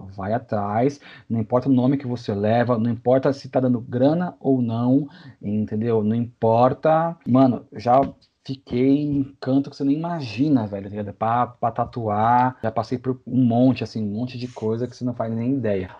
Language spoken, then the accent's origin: Portuguese; Santos, São Paulo, Brazil; também sou de Santos